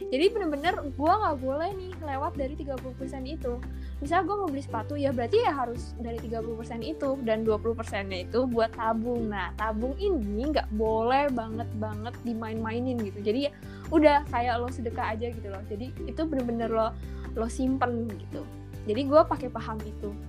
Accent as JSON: {"language": "Indonesian", "town": "Bekasi", "region": "West Java", "country": "Indonesia", "lives_now": "Bandung, Indonesia", "said": "rantau nah, dari Bekasi ke"}